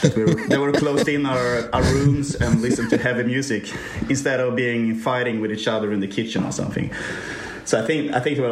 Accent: Norrland, Sweden; I'm also growing up in the north of Sweden

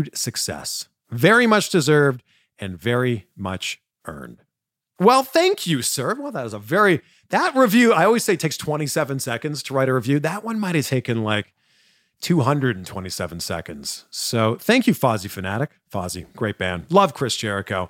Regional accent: Toronto, Ontario, Canada; I'm from Toronto.

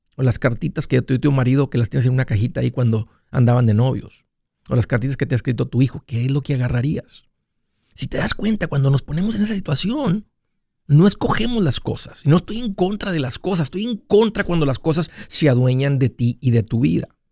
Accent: Matamoros, Tamaulipas, Mexico; moved away; de donde yo vengo

